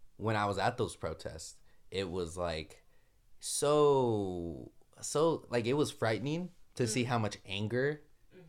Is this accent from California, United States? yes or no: yes; Los Angeles, California, United States; moved away as an adult; now in Ithaca, United States; I'm from Los Angeles, California, but currently going to Ithaca